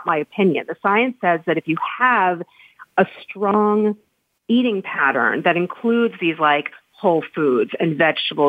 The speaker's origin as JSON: {"language": "English", "country": "United States", "tie": "born or raised there", "said": "I am American. I've lived here my whole life"}